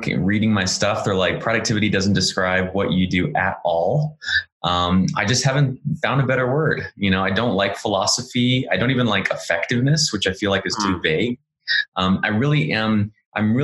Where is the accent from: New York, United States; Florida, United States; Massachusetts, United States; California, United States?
California, United States; Orange County, Southern; moved away as an adult; also born or lived in San Francisco; I'm from Orange County, which is in Southern California, just south of Los Angeles